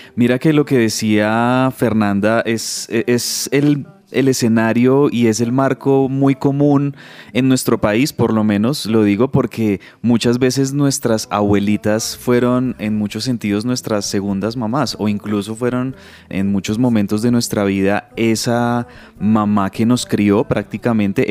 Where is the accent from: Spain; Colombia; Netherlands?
Colombia; en un país como nosotros, en Colombia